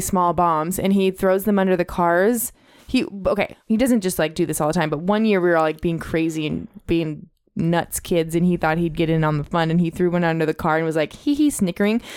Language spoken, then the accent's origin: English; Ojai, California, United States; being from Ojai